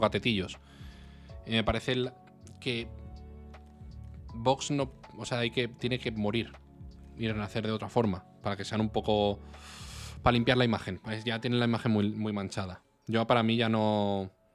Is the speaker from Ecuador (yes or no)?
no; Spain; como español